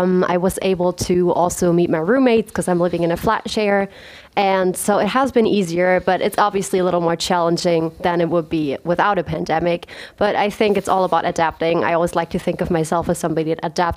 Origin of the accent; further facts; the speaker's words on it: Pliezhausen, Baden-Württemberg, Germany; moved away as an adult; now in Karlsruhe, Germany; I'm from a very, very small village called Plitzhausen, which is near Stuttgart. So I am from Germany.